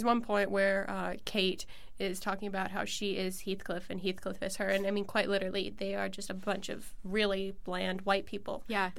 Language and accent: English; San Diego, California, United States; Shout out to my hometown paper there, SD